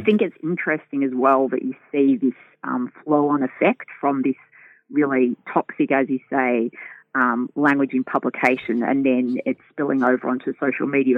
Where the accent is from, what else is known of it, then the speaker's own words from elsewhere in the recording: Australia; accent: Australian; also born or lived in United Kingdom; I moved to Australia when I was six years old, but from the U K. So I couldn't, I looked complete, I look completely Australian, sound completely Australian